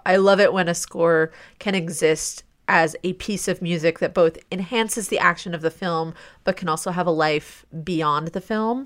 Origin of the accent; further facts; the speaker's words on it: Midwest, United States; also born or lived in Ohio; as a Midwesterner, like, Detroit area